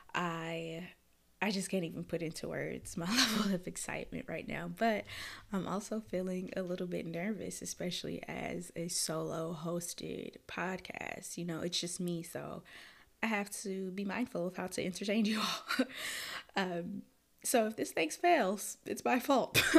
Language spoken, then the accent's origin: English; Minneapolis, Minnesota, United States; moved away as an adult; also born or lived in Florida; now in Detroit, United States; I was born and raised in Minneapolis, Minnesota, the north side.